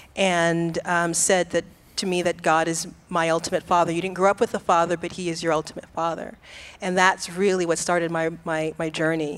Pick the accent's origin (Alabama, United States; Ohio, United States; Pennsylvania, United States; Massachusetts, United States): Massachusetts, United States; Boston; I grew up in Boston, Massachusetts